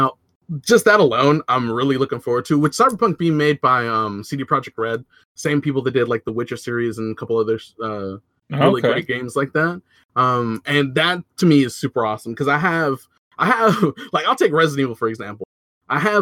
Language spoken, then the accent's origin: English; United States; I was born in America.